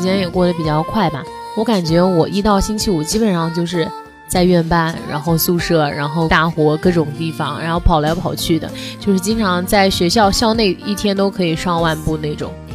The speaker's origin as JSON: {"language": "Chinese", "region": "southern China", "country": "China", "said": "我们家那边就是说秋裤哎，我才哎。是南方人"}